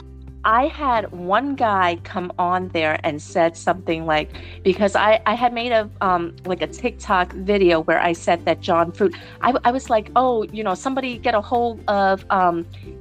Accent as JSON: {"language": "English", "region": "New York", "country": "United States", "said": "I'm an American. I'm from New York."}